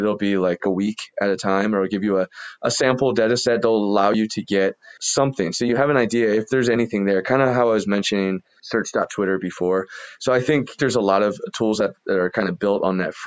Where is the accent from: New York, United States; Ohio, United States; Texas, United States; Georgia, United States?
Ohio, United States; Columbus; I was from Columbus, Ohio, never really been to a big city